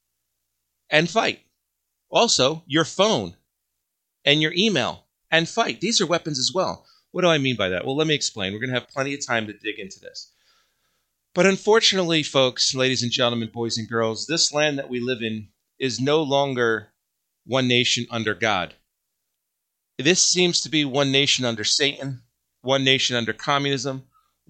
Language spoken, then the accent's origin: English; United States; I am an American.